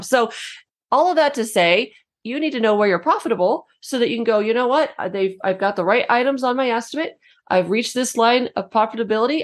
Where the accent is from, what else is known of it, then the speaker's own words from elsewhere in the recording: New Mexico, United States; I'm from New Mexico, we have a lot of stucco